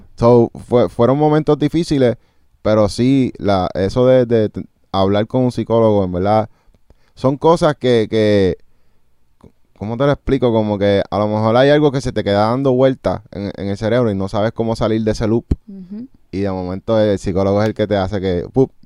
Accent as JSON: {"language": "Spanish", "country": "United States", "said": "nosotros venimos de Estados Unidos"}